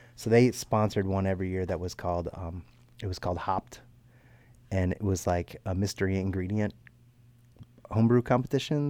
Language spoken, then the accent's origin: English; Baltimore County, Maryland, United States; north of Baltimore, up in Baltimore County